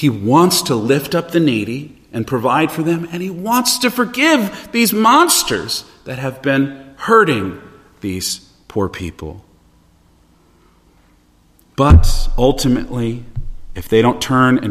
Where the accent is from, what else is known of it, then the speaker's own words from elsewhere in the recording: United States; us as American Christians